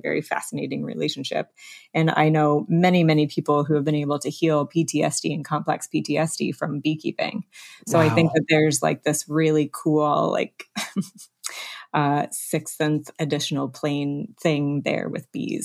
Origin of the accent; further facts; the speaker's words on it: Alaska, United States; moved away; I grew up partly in Alaska